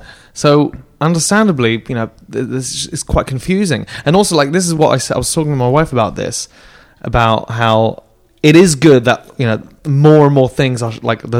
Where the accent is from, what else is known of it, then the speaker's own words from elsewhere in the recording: France; born there; I was born in France. My mom's French. My dad's English, and he's a jockey. And so we traveled around.